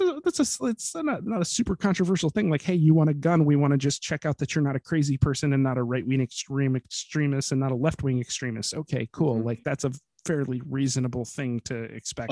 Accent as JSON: {"language": "English", "country": "United States", "said": "I can honestly recall feeling ashamed of being American"}